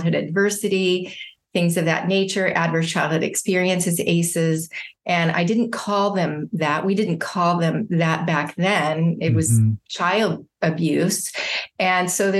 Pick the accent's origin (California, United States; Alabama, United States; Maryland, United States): California, United States; San Diego; also born or lived in Indianapolis, Indiana; now in Orange County, United States; And then I grew up in San Diego, California